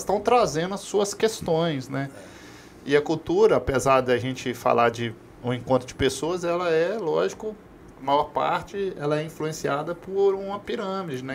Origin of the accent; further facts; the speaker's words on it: Brazil; nós, enquanto brasileiros